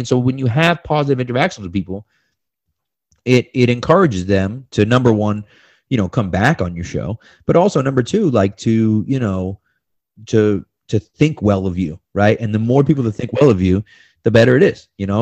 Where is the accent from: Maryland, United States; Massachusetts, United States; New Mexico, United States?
Massachusetts, United States; I'm from Massachusetts